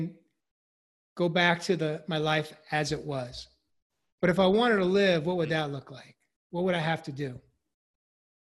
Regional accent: New York, United States; I grew up in New York

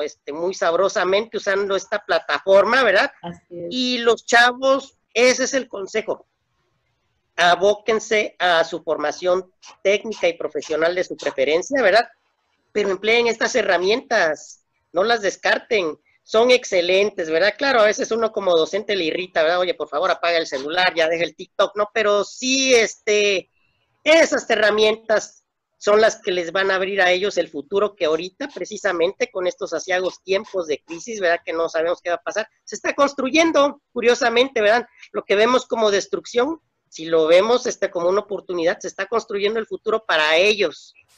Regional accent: Mexico; also born or lived in Tapachula, Chiapas; Somos vecinos de Estados Unidos

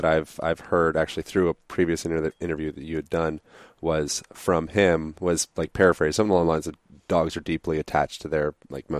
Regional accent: Pennsylvania, United States; now in Los Angeles, United States; I grew up in Pennsylvania.

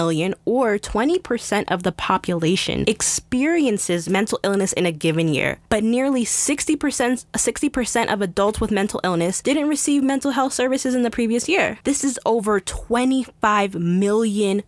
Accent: United States; Us as an American society

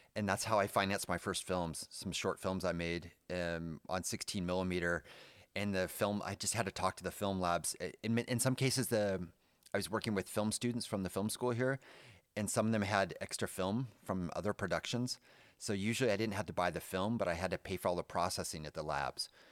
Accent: California, United States; moved away as an adult; now in Germany; my hometown in California

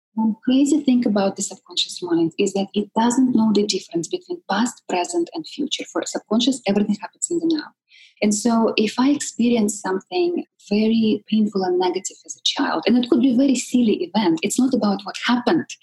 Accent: Siberia, Russia; born or raised there; moved away

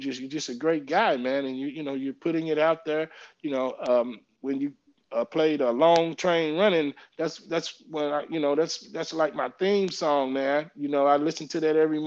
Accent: St. Louis, Missouri, United States; now in Washington, United States; we are from St. Louis, you know, in the Midwest

